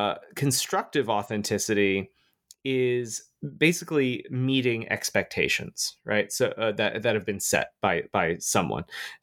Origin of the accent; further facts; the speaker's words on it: Florida, United States; I grew up in Florida. I used to live there.